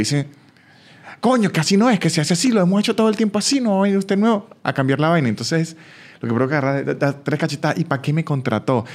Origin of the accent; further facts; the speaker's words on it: San Cristóbal, Táchira, Venezuela; moved away as an adult; now in Argentina; yo soy de San Cristóbal, un estado que queda como a siete horas de donde vive